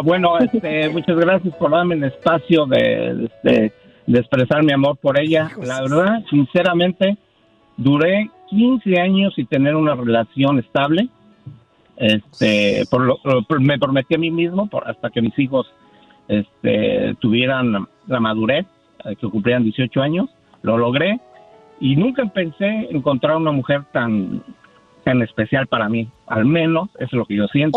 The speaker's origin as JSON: {"language": "Spanish", "region": "Mexico City", "country": "Mexico", "said": "Yo soy de México, Distrito Federal"}